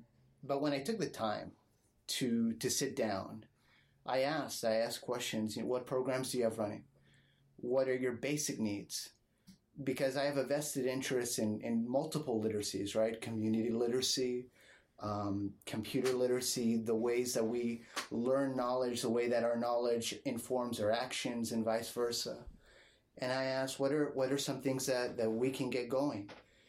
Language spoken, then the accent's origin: English; La Jolla, California, United States; I grew up in La Jolla, and they had an old library which transformed into a new one, got a new building